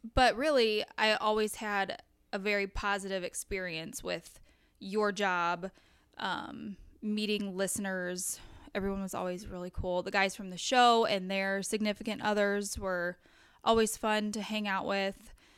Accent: Crystal City, Missouri, United States; I grew up in Crystal City

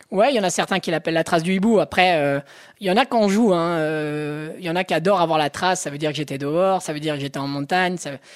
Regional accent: Haute-Savoie, Auvergne-Rhône-Alpes, France; Je suis de Haute-Savoie

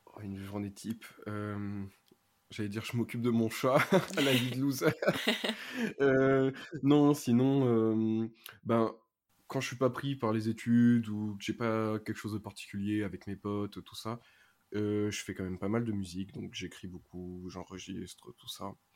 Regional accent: Ardèche, Auvergne-Rhône-Alpes, France; je viens de l'Ardèche, donc petit lycée, petit collège, tout ça

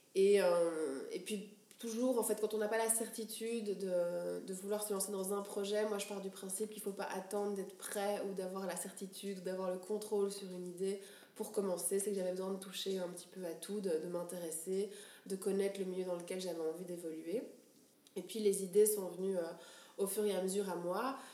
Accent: Brussels, Brussels-Capital Region, Belgium; also born or lived in Geneva; D'où je viens bah, Je viens d'ici, de Bruxelles. à Bruxelles. Euh, je suis belge d'origine, deux parents belges

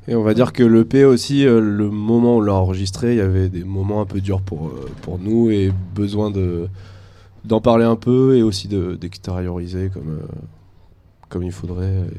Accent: Angoulême, Nouvelle-Aquitaine, France; je viens d'Angoulême aussi

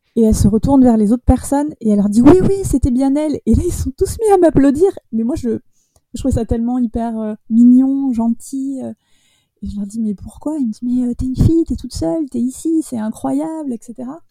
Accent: Bordeaux, Nouvelle-Aquitaine, France; je suis de Bordeaux.

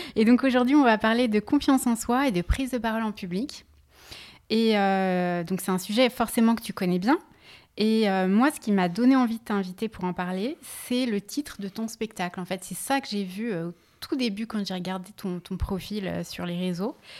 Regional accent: Lyon, Auvergne-Rhône-Alpes, France; now in Paris, France; je suis née à Lyon

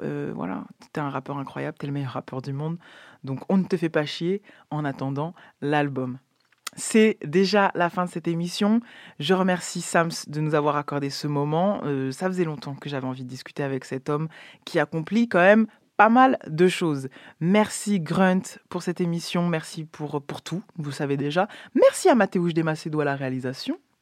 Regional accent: France; je suis française

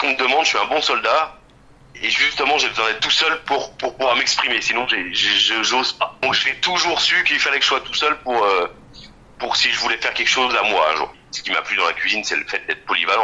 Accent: Bourgoin-Jallieu, Auvergne-Rhône-Alpes, France; also born or lived in Saint-Hilaire-de-Brens; now in Crémieu, France; Je suis né à Jalieu comme beaucoup, je suis de Saint-Hilaire-de-Brasse. Euh, je suis bergerien parce que j'ai passé toute mon enfance, ma grand-mère habite à Bourgoin

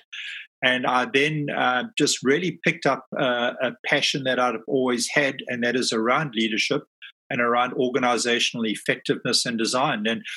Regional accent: South Africa; moved away as an adult; now in London, United Kingdom; I'm based in London, but I'm a South African. I've only been living in London for the last 5 years.

